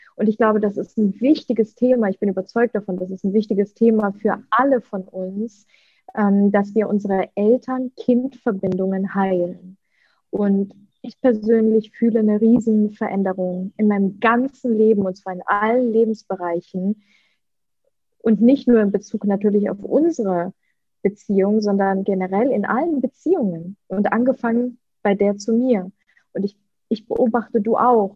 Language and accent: German; Leverkusen, North Rhine-Westphalia, Germany; first language Russian; German is a second language; also born or lived in Ukraine; now in Bali, Indonesia; in Deutschland, in Leverkusen, in meiner Heimat. Dort bin ich groß geworden